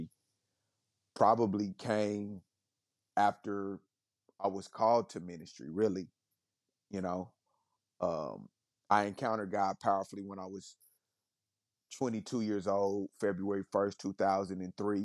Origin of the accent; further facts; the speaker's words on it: Kansas City, Missouri, United States; moved away; I'm born and raised in Kansas City, from the inner city of Kansas City, not from the suburbs